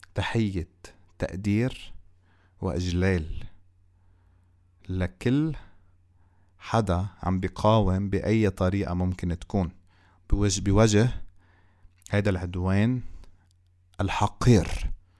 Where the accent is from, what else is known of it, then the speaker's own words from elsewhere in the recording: Lebanon; إحنا كلبنانيين